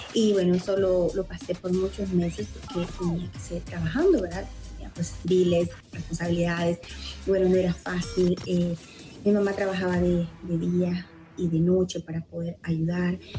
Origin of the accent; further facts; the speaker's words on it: Honduras; moved away as an adult; now in United States; soy hondureña y hace nueve años llegué a este país, al país de los sueños, Estados Unidos.